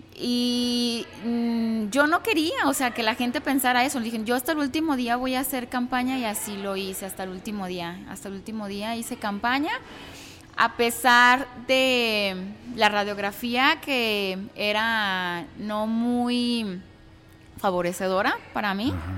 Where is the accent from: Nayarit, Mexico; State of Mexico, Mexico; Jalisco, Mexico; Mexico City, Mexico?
Jalisco, Mexico; Zapotlanejo; soy de aquí de Zapotlanejo, mi familia es también orundia de aquí